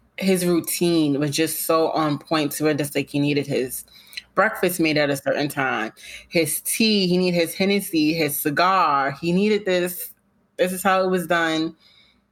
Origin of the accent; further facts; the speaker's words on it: New York, United States; I'm a New Yorker through and through.